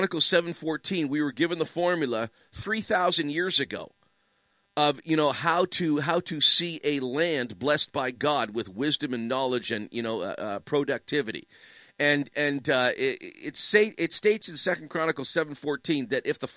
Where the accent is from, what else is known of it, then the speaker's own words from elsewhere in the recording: Canada; I'm a Canadian.